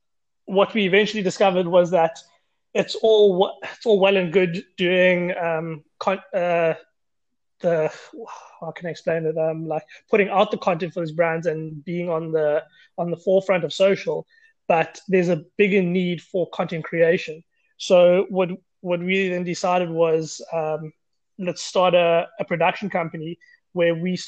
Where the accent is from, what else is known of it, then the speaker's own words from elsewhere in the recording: Grahamstown, Eastern Cape, South Africa; moved away as an adult; now in Cape Town, South Africa; I'm from Grahamstown, Eastern Cape, living in Cape Town, stayed here for the last 8 years